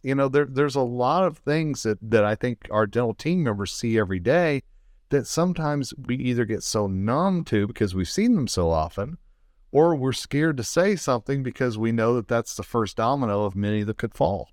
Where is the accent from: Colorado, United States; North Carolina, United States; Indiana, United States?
Colorado, United States; the state of Colorado, my home state.